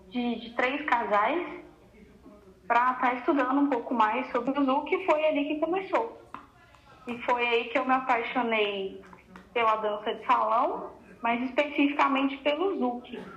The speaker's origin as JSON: {"language": "Portuguese", "town": "Jacarezinho", "region": "Paraná", "country": "Brazil", "tie": "born or raised there", "said": "Para quem não sabe, eu sou do Paraná, de Jacarezinho, e na minha cidade eu sempre tive contato com a música, né?"}